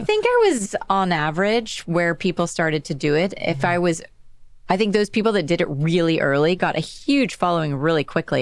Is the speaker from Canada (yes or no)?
no; Dallas, Texas, United States; moved away as an adult; also born or lived in Los Angeles / London / New York City; I grew up in Dallas